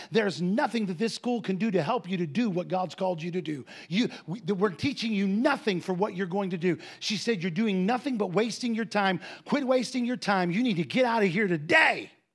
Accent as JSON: {"language": "English", "region": "Ohio", "country": "United States", "tie": "born or raised there", "also_born_or_lived": "Defiance, Ohio", "moved": "yes", "said": "I grew up in Ohio."}